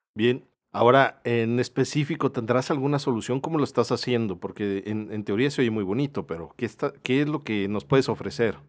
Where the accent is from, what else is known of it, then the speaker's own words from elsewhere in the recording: Mexico; ser buenos como mexicanos